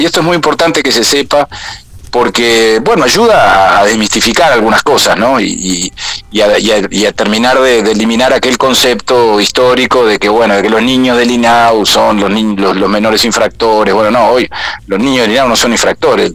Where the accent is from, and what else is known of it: Uruguay